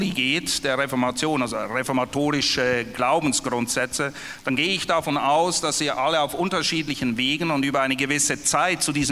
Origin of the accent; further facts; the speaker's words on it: Germany; since I'm the only äh, German here, I'm also going to speak German.